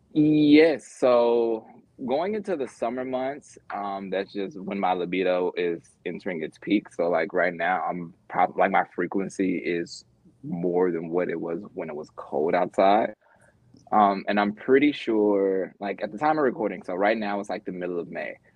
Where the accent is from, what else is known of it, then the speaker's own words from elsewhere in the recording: Memphis, Tennessee, United States; also born or lived in Mississippi; I'm from the South, so it's a very different threshold from Memphis by way of Mississippi